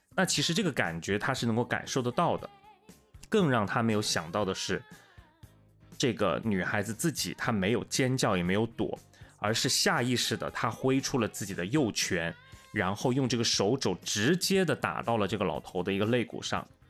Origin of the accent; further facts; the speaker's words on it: Wuhan, Hubei, China; moved away as an adult; also born or lived in Changsha; 我是武汉人，然后我工作地方是在长沙嘛，当时其实刚到长沙也就一，一年多